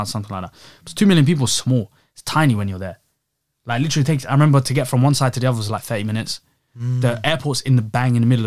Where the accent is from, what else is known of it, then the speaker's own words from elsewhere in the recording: London, United Kingdom; I'm from London